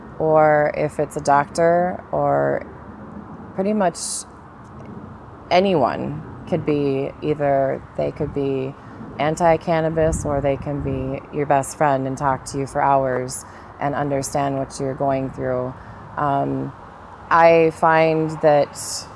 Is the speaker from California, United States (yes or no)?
yes; California, United States; also born or lived in Minnesota; now in Florida, United States; I'm originally from California